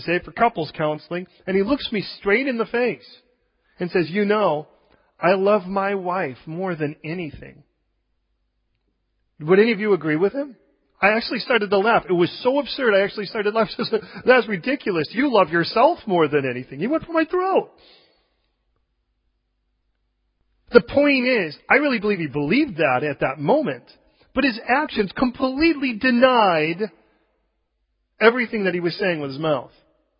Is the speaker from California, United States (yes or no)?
yes; California, United States; We came originally from California, and the place where we came from, just about 20 miles east of us, was vineyard territory.